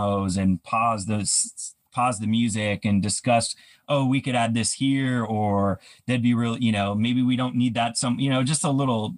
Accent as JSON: {"language": "English", "region": "Idaho", "country": "United States", "tie": "born or raised there", "moved": "yes", "said": "I grew up in Idaho as well"}